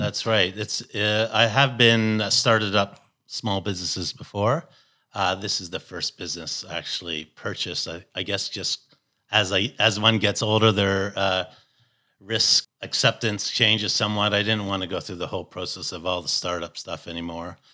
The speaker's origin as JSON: {"language": "English", "town": "Toronto", "region": "Ontario", "country": "Canada", "moved": "yes", "said": "I come from Toronto, Canada."}